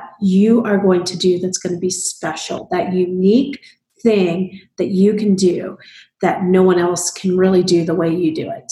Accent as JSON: {"language": "English", "region": "Midwest", "country": "United States", "said": "I come from the Midwest"}